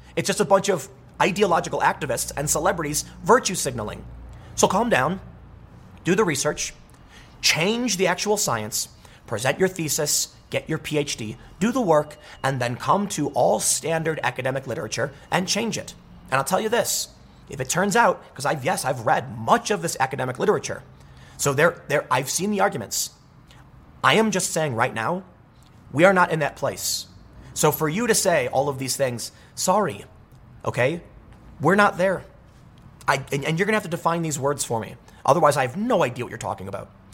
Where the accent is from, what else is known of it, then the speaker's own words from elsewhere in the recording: United States; I'm an American